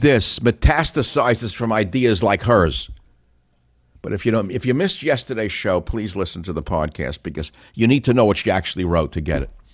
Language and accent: English; New York City, New York, United States; I grew up in the Bronx